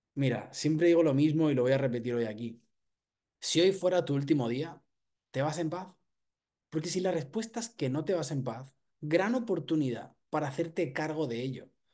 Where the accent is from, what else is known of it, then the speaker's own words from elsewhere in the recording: Barcelona, Catalonia, Spain; Soy un chico de Barcelona